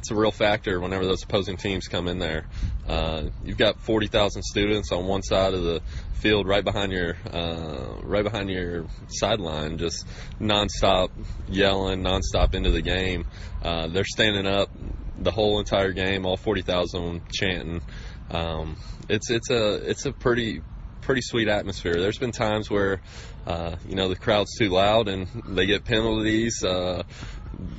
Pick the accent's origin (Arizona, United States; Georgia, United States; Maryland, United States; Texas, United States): Texas, United States; Texarkana; also born or lived in Iowa City, Iowa; I grew up in Texas